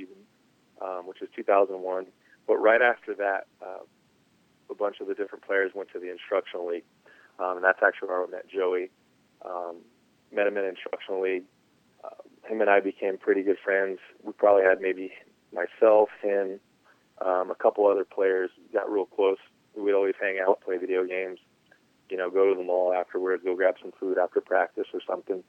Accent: San Diego, California, United States; my hometown team

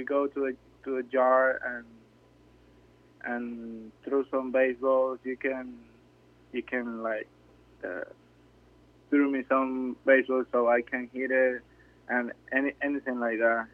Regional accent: Mariara, Carabobo, Venezuela; English is a second language; moved away as an adult; also born or lived in Maracay, Venezuela / Valencia, Venezuela; I born in Maracay. I grew up in Marietta. That's a little and small town between Maracay and Valencia

